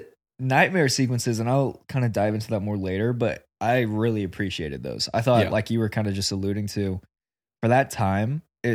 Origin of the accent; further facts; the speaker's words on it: Oklahoma, United States; Yeah, we grew up in Oklahoma, so again.